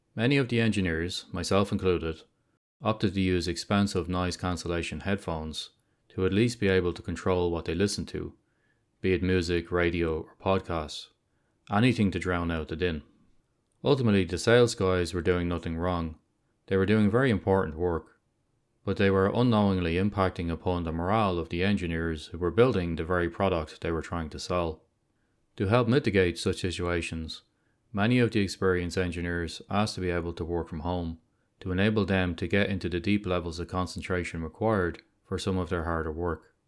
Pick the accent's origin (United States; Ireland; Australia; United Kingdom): Ireland; Dublin, Leinster; my hometown of Dublin